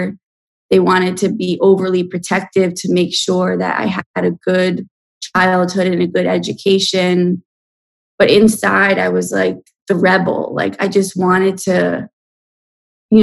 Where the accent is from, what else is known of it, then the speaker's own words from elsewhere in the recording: New York City, New York, United States; My dad is German from the Bronx. I was born in the Bronx.